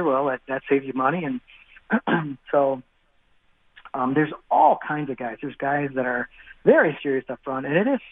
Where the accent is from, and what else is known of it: Wisconsin, United States